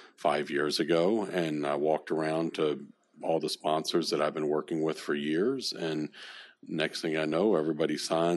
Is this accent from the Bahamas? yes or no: yes; Bahamas; I think I come from the Bahamas.